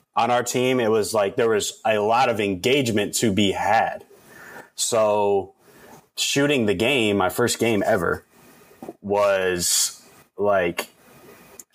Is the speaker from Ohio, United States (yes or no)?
yes; Toledo, Ohio, United States; moved away; I went to Toledo Central Catholic, in my hometown